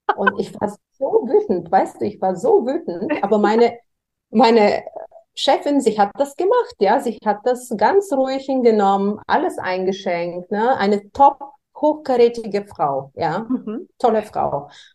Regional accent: Varna, Varna Province, Bulgaria; moved away as an adult; also born or lived in United States; now in Germany; in schwierigen wirtschaftlichen Verhältnissen aufgewachsen bin. In Bulgarien, ich komme aus Bulgarien, ähm, aus Varna am Schwarzen Meer.

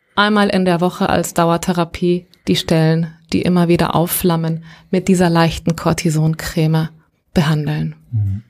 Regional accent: Gran Canaria, Canary Islands, Spain; moved away; Ich bin auf einem Fischerdorf auf Gran Canaria aufgewachsen

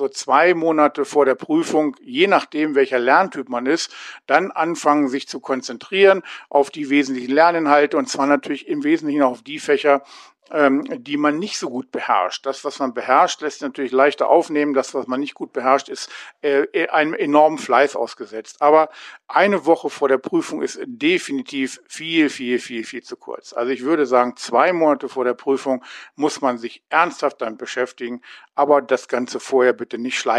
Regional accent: Hanover, Lower Saxony, Germany; Ich komme aus Hannover, bin 58 Jahre alt

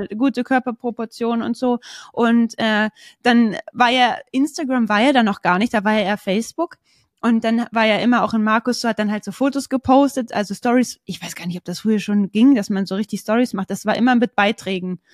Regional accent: Braunschweig, Lower Saxony, Germany; bei uns in Braunschweig

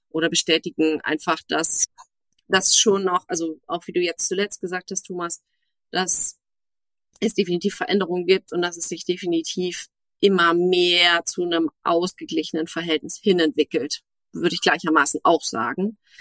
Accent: Berlin, Germany; in meiner Heimat Berlin

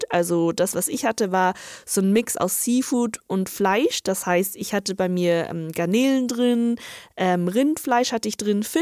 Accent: northern China, China; now in Germany; ich komme ja aus Nordchina und das ist ganz, ganz ähm, bekannt und berühmt in Nordchina.

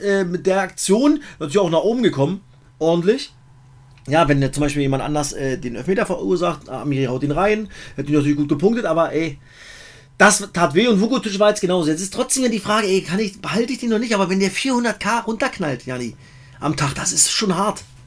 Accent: East Germany, Germany; Ich bin halt auch ein Ossi

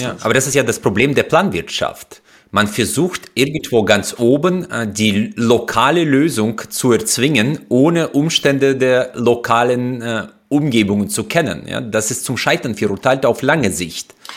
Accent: Uzbekistan; moved away as an adult; now in Germany; Ich bin in Usbekistan groß geworden

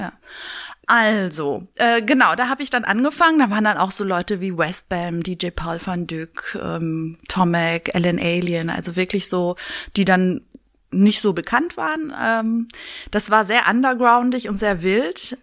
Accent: Berlin, Germany; Berlin ist meine Heimat

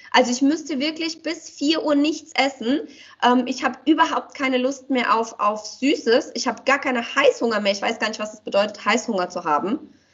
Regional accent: Romania; moved away; wir kommen ja aus Rumänien

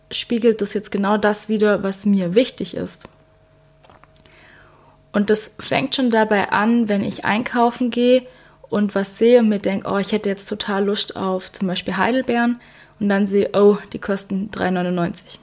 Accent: Baden-Württemberg, Germany; ich glaube, ich habe es schon mal erwähnt und man hört es auch, ich bin ein Schwabe.

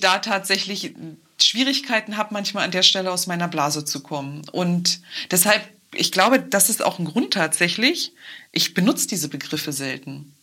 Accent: Brandenburg, Germany; hier bei uns in Brandenburg

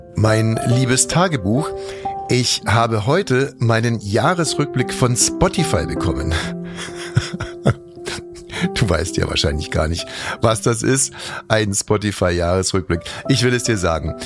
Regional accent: Germany; wir Deutschen

